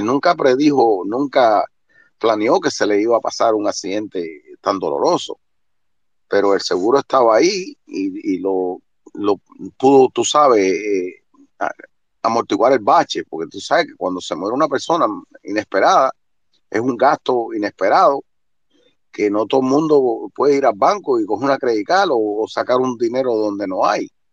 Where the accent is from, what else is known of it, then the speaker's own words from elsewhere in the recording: Cuba; moved away as an adult; Yo salí hace 40 años de Cuba, llevo 35 en el norte